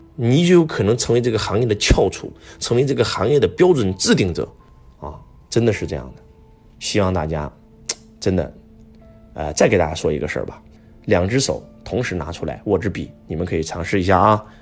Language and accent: Chinese; China; 我们中国人